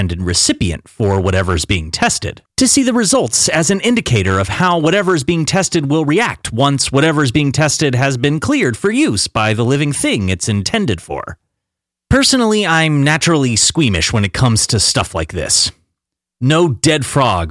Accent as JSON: {"language": "English", "country": "United States", "tie": "born or raised there", "said": "a middle-class American kid growing up in the late 80s and early 90s"}